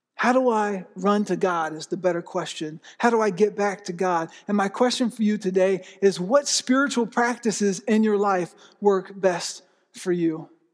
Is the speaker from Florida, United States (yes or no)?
yes; Florida, United States; also born or lived in Pennsylvania; now in Oklahoma, United States; I grew up in Florida